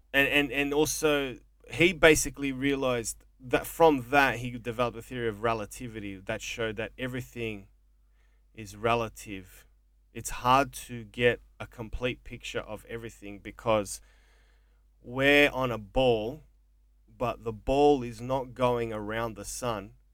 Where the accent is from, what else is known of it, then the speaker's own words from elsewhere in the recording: Melbourne, Victoria, Australia; also born or lived in Mornington Peninsula, Victoria; a fucking wog growing up in Coburg that never finished algebra in high school